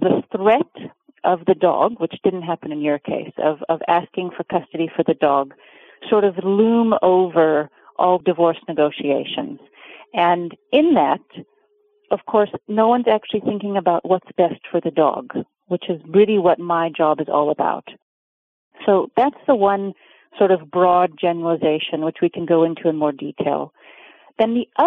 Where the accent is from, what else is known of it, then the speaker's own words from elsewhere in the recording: Oregon, United States; now in Cape Town, South Africa; So I was born in Oregon, and I grew up in Oregon, but I actually live in South Africa